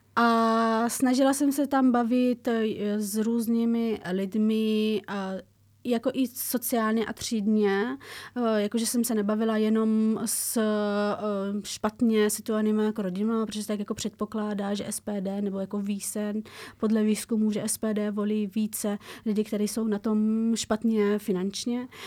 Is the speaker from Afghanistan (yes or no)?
yes; Afghanistan; now in Czech Republic; A já z Afghánistánu